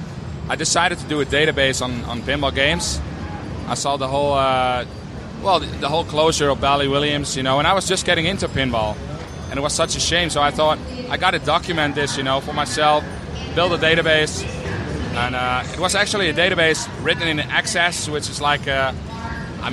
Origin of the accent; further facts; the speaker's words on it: 25 miles north of Amsterdam, North Holland, Netherlands; English is a second language; we're about 25 miles north of Amsterdam